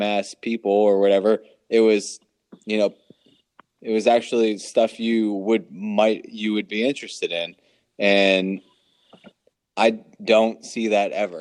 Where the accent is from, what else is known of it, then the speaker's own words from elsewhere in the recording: Maryland, United States; we're from Maryland